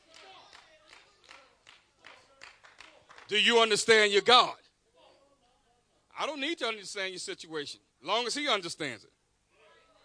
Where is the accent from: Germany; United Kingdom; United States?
United States; Baltimore, Maryland; also born or lived in the South (US) / Middle River, Maryland / Harford County, Maryland; I was raised in Baltimore